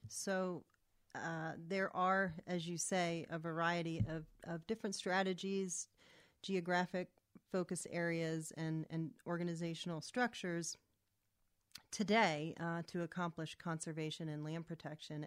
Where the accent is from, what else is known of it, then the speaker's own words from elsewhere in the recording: Camp Hill, Pennsylvania, United States; moved away as an adult; I grew up in the Camp Hill, Mechanicsburg area